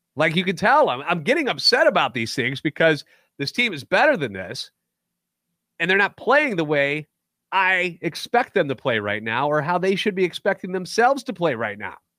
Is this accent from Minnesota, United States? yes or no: no; St. Louis, Missouri, United States; Born and raised in the Lou, and a lifetime Cardinals fan